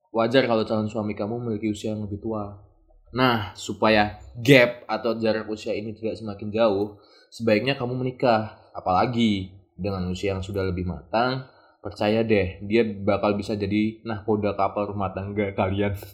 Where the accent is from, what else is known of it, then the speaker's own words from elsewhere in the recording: Java, Indonesia; nah ini cu sering tuh apalagi kalau ini cu pas lagi kalau di Jawa kita kan Jawa ya